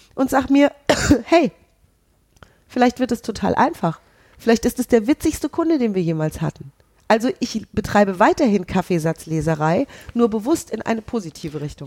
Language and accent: German; Hesse, Germany; ich bin ja Hessin.